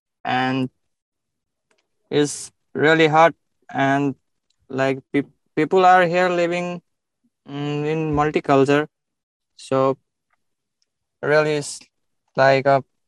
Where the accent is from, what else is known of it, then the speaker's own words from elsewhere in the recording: Bharatpur, Bagmati, Nepal; moved away as an adult; now in Dubai, United Arab Emirates; I was born in Nepal, yeah.